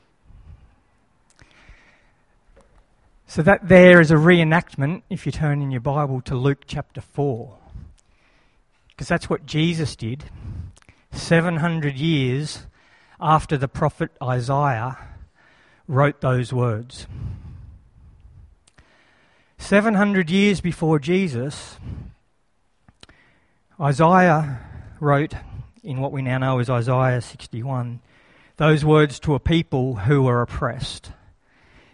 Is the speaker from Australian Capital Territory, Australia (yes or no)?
no; Lismore, New South Wales, Australia; moved away as an adult; also born or lived in Alstonville, Australia; now in Brisbane, Australia; I was born in Lismore Base Hospital. I was dedicated 7 days later in Lismore Baptist Church. I went to Lismore Primary School, Wallingbar Public School, Alstonville High School.